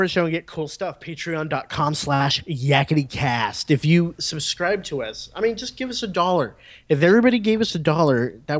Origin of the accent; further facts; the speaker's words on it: Memphis, Tennessee, United States; I'm from Memphis